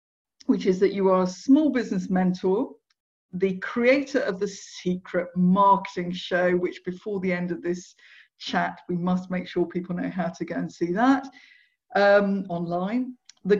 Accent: South East England, United Kingdom; I grew up in Surrey, but yeah, and I can go frightfully Surrey if I want to sound frightfully posh.

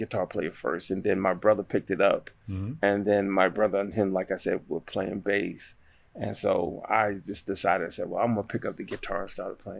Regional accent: Amityville, New York, United States; now in Raleigh, United States; Well, I am originally from Long Island, New York, little town called Amityville.

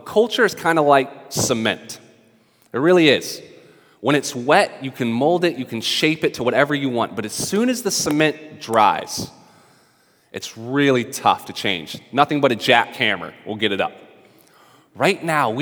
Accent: North Carolina, United States; also born or lived in Brooklyn, New York; now in New York, United States; I am from the South, from North Carolina

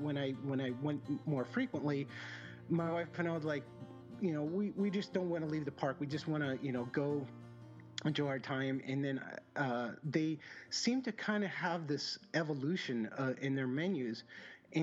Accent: Southern California, United States; I grew up in Southern California.

